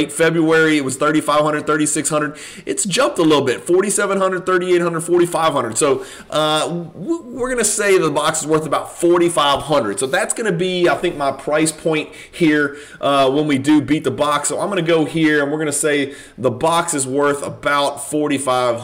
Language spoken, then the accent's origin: English; Louisiana, United States; I am from Louisiana